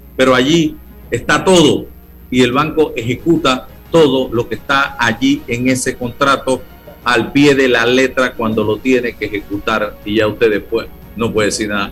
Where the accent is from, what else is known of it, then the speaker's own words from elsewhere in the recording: Panama; como panameño